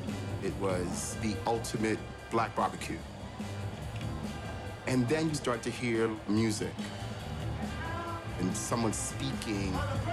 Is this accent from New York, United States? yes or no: yes; New York City, New York, United States; Growing up in Harlem, if you went to places like that, even went to the movies, mom fried some chicken, she put it in a foil, and you took it with you.